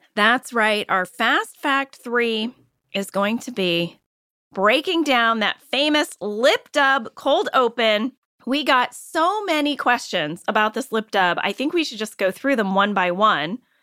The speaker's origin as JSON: {"language": "English", "town": "Ballwin", "region": "Missouri", "country": "United States", "tie": "born or raised there", "said": "I know Baldwin because I grew up in Baldwin"}